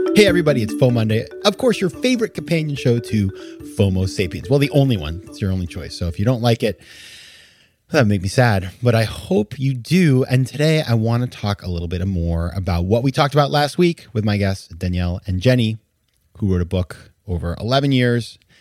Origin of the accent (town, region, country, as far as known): Maine, United States; born or raised there